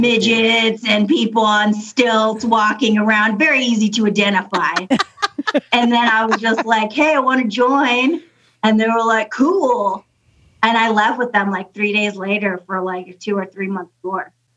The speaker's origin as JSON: {"language": "English", "region": "North Idaho", "country": "United States", "tie": "born or raised there", "also_born_or_lived": "Las Vegas", "lives_now": "Idaho Falls, United States", "said": "I usually just say North Idaho because I spent from like second grade to high school there"}